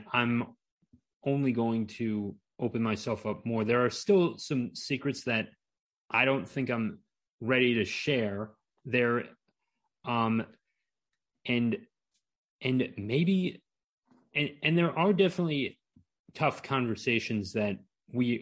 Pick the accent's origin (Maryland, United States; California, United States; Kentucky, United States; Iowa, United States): Maryland, United States; I grew up in Maryland and graduated from college in Towson